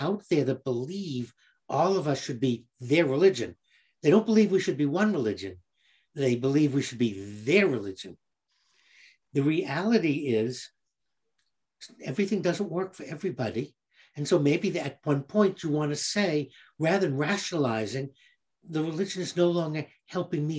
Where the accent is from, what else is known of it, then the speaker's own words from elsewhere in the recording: Boston, Massachusetts, United States; growing up in Boston, I found that the culture was Polish, Italian, Irish, all of them Catholics